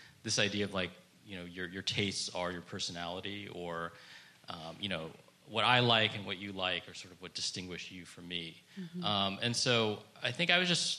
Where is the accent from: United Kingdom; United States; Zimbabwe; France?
United States; California; being a Californian